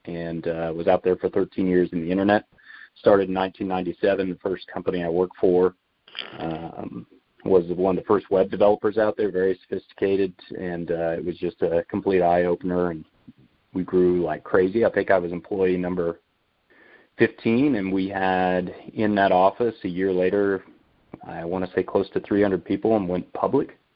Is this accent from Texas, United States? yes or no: no; Haven, Kansas, United States; I grew up in Haven, Kansas. So we're just west of Wichita, south central Kansas